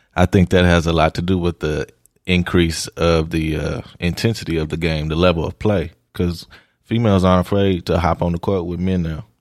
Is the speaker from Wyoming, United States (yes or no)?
no; Oklahoma, United States; I'm from Oklahoma.